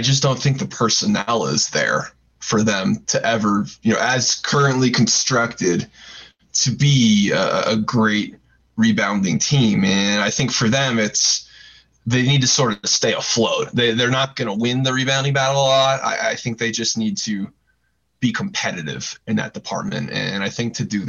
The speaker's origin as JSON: {"language": "English", "region": "Southern California", "country": "United States", "tie": "born or raised there", "said": "I grew up in Southern California watching the Pac-12"}